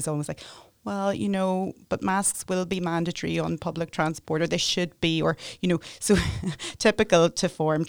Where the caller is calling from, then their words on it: Northern Ireland, United Kingdom; I'm just speaking from Northern Ireland, but I'm sure it's across the UK